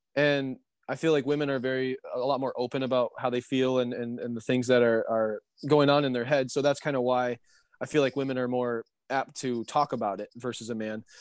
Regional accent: Michigan, United States; I'm from Michigan

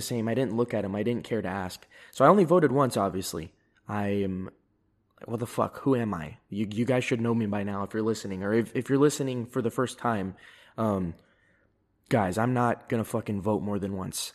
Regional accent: Fairfield, California, United States; moved away; also born or lived in San Diego; because I'm from California. I was born there. I've lived in there multiple occasions

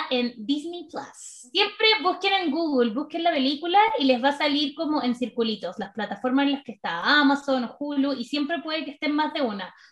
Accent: Chile; yo soy de Chile

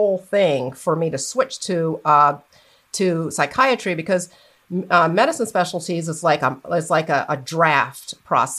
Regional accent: Florida, United States; moved away as an adult; also born or lived in New York City, United States; now in Atlanta, United States; I grew up in Florida

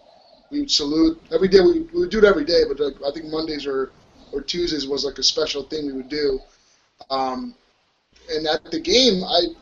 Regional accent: Mexico City, Mexico; I grew up in La Colonia San Rafael.

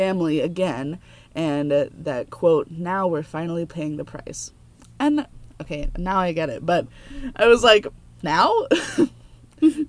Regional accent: United States; growing up in America

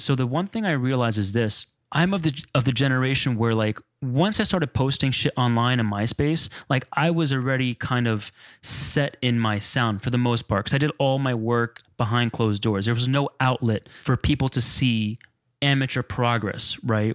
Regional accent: New Jersey, United States; I grew up on Spanish music and house and freestyle, you know, um, Jersey bred

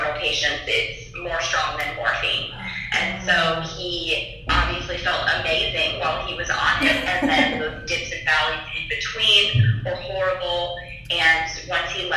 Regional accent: Nebraska, United States; I'm from Nebraska

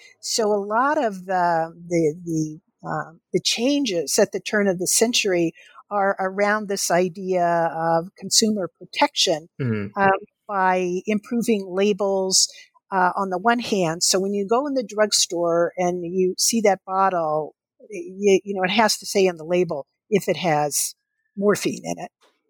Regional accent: Kentucky, United States; I would remember the doctor's office that I went to as a child growing up in Kentucky.

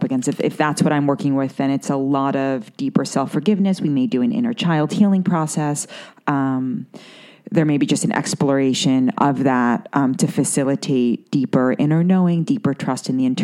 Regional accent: New York City, New York, United States; growing up in Manhattan and growing up around the business world

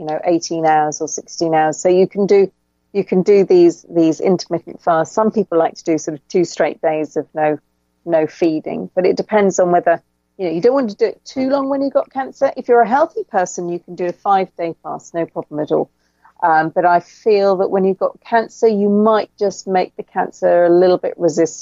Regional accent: England, United Kingdom; accent: English; It's my English accent.

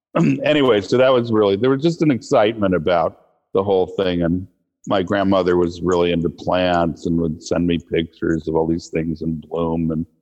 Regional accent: Bremerton, Washington, United States; also born or lived in Hawaii / Virginia / Connecticut / California; I grew up everywhere from Bremerton, Washington, where I went to high school. My dad was a career naval officer, so he was in submarines. We lived in Hawaii, Virginia, Connecticut, Washington State, California, New Hampshire.

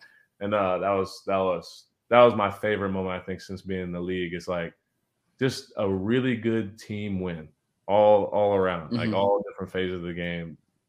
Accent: Austin, Texas, United States; also born or lived in Houston; I'm from Texas. I was born in Austin. Yeah. Went to Rice, Houston. I went to UT Austin and back in Austin. Mm-hmm. Like, I'm Texas through and through.

